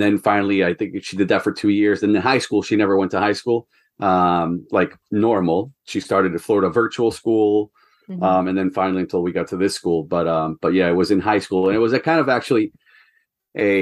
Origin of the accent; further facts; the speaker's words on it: Ecuador; moved away as an adult; also born or lived in New Hampshire, United States; now in United States; I'm from Ecuador originally. And then I went to college in the U.S. for soccer